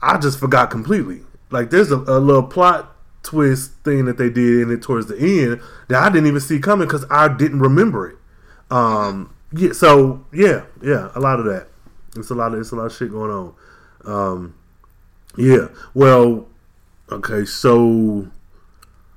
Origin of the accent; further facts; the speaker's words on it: Midwest, United States; I'm from the Midwest